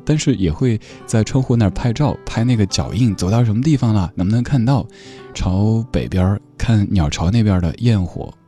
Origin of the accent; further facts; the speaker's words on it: Sichuan, China; moved away; 作为一个四川人